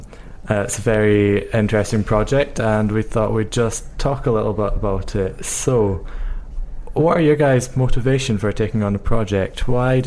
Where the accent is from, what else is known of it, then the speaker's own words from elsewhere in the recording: Glasgow, Scotland, United Kingdom; I am a 17-year-old youth striker from Glasgow